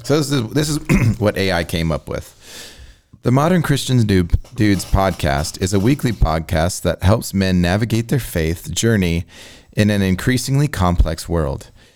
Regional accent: Illinois, United States; I'm a nineties kid from Illinois

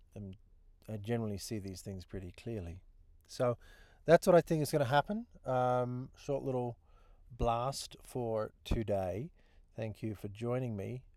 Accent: New Zealand; moved away as an adult; also born or lived in Australia; now in United States; I'm a Kiwi. I live in the United States. Been here now thirteen years.

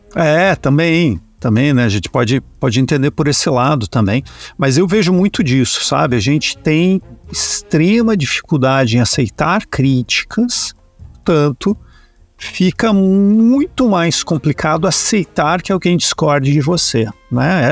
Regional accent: Brazil; enquanto brasileiros

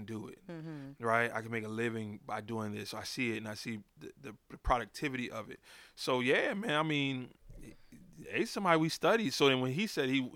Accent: Rahway, New Jersey, United States; I grew up in Rahway, New Jersey

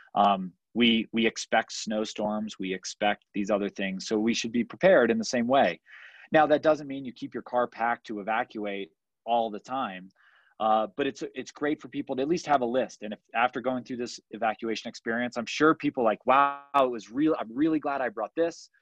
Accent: Washington, District of Columbia, United States; moved away; I grew up on the East Coast. Wildfire wasn't a problem in the DC area.

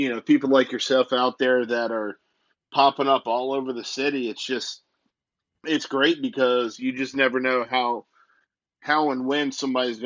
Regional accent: Roanoke, Virginia, United States; here growing up in Roanoke or around Roanoke

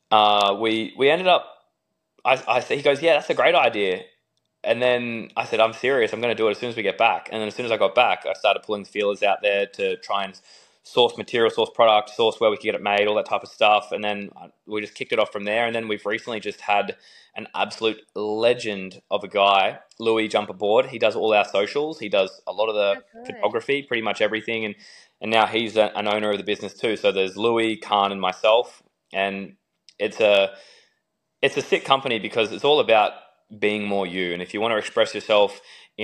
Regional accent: Australia; being Aussie

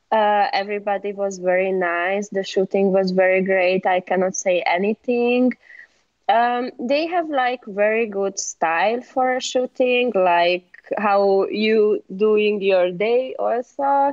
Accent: Siófok, Somogy, Hungary; English is a second language; now in Budapest, Hungary; I was born there. My family living there still, and I was living there 10 years.

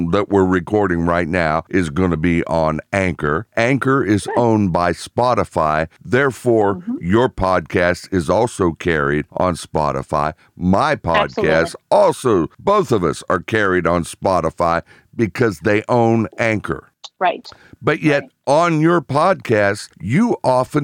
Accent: Pittsburgh, Pennsylvania, United States; I was born in Pittsburgh

